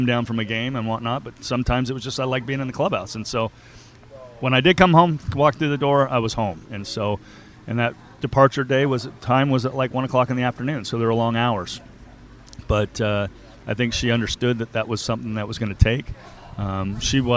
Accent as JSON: {"language": "English", "town": "Anaheim", "region": "California", "country": "United States", "tie": "born or raised there", "said": "we grew up in Anaheim"}